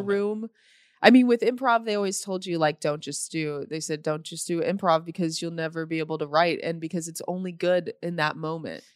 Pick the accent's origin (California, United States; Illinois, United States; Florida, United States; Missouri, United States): Illinois, United States; Normal; now in Los Angeles, United States; I'm from Normal